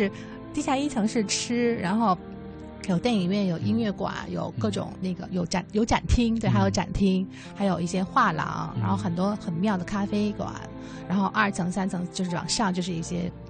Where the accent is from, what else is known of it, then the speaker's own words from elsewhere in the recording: Beijing, China; 我当时跟他们说，我是从北京来的，